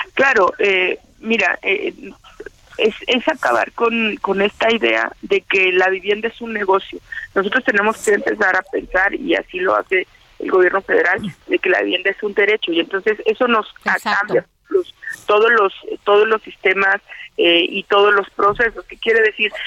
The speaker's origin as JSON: {"language": "Spanish", "town": "Ciudad Juárez", "region": "Chihuahua", "country": "Mexico", "said": "yo soy de Ciudad Juárez, soy diputada por Ciudad Juárez"}